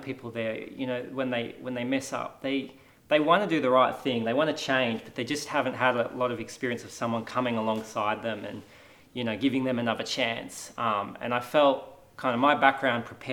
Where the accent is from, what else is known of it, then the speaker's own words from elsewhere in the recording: Australia; I grew up here in Australia